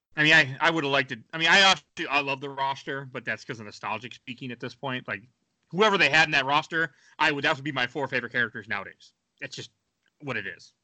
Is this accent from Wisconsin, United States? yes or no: yes; Wisconsin, United States; now in Minnesota, United States; I'm from Wisconsin